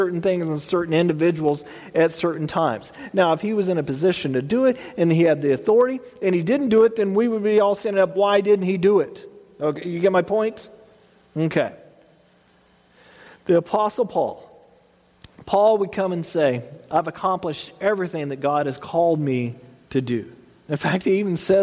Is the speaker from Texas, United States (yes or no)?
yes; Texas, United States; I grew up in Texas